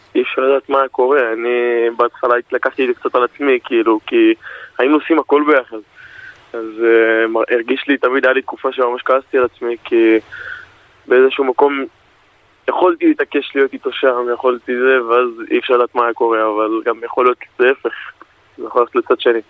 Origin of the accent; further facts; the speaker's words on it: Elei Sinai, Gaza envelope, Israel; now in Palmachim, Israel; אנחנו חברים מגיל אפס, אנחנו גדלנו ביחד בעוטף עזה, במושב אלי סיני